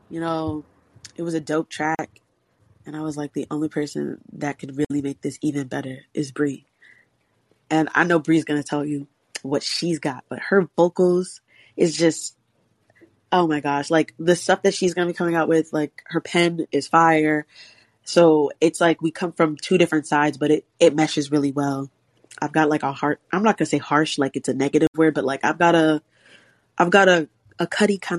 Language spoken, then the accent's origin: English; New York City, New York, United States; now in Boston, United States; I am a rock, R&B, pop artist uh, from the Bronx.